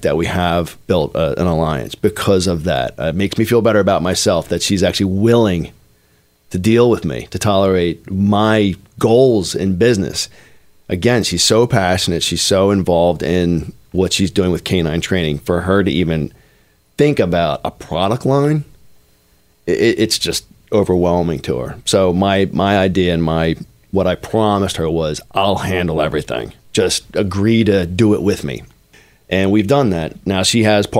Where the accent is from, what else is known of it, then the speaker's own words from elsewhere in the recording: Norristown, Pennsylvania, United States; I was born in Norristown, PA